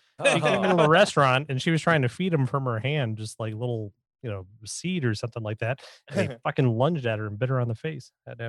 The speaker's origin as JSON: {"language": "English", "country": "United States", "said": "I'm from America, and they would never put any tobacco."}